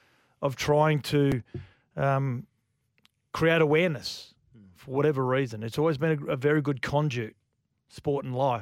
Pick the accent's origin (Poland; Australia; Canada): Australia; I feel ashamed almost as an Aussie